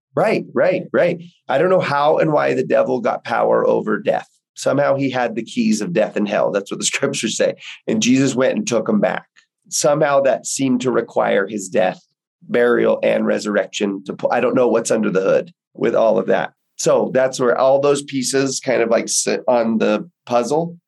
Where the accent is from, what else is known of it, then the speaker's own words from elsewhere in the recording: Houston, Texas, United States; I grew up in Texas, in Houston, in just Baptist territory